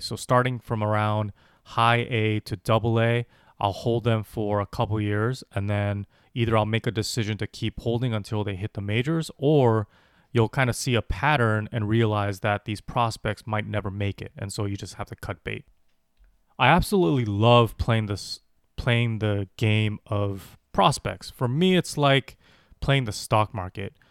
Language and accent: English; Los Angeles, California, United States; As a kid growing up in Los Angeles